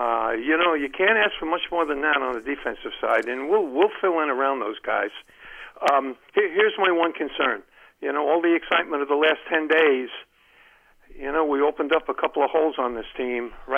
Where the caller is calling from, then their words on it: Columbia, Maryland, United States; Hey, Len from Columbia, Maryland.